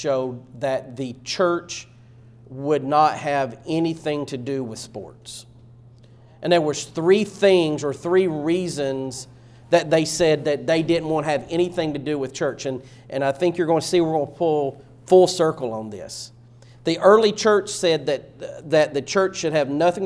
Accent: East Tennessee, United States; growing up in East Tennessee

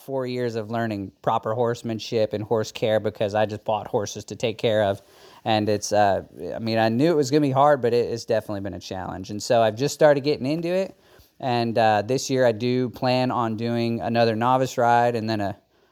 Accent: Melbourne, Arkansas, United States; I am from Melbourne, Arkansas. It's a small town in the Ozarks in north central Arkansas.

